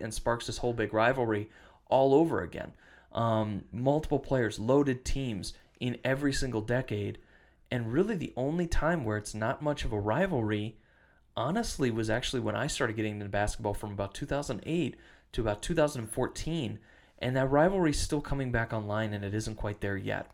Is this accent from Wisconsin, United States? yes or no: yes; Western Wisconsin, United States; also born or lived in Michigan; now in Minnesota, United States; I grew up in Wisconsin. I live in Minnesota.